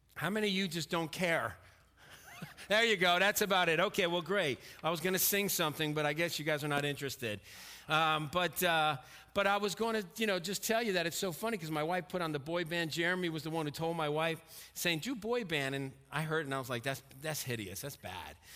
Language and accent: English; Stamford, Connecticut, United States; moved away; also born or lived in Pennsylvania; I grew up in Stamford, Connecticut